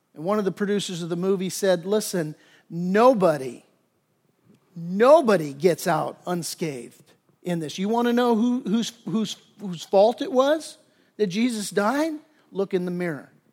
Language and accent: English; Torrance, California, United States; I grew up in the South Bay down in Torrance